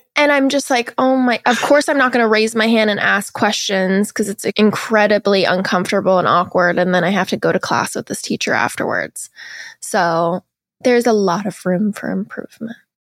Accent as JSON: {"language": "English", "town": "Seattle", "region": "Washington", "country": "United States", "said": "I'm from Seattle, Washington, which is, like, a very liberal city in the U S, but I grew up like, pretty religious"}